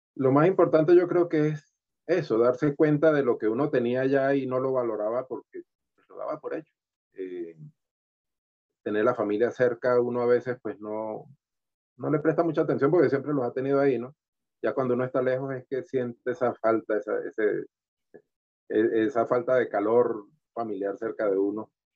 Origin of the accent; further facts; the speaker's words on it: Valera, Trujillo, Venezuela; moved away as an adult; also born or lived in Caracas, Venezuela; now in Bogotá, Colombia; venimos de un, de un, estado que es frío, aunque yo vengo de Valera que es caliente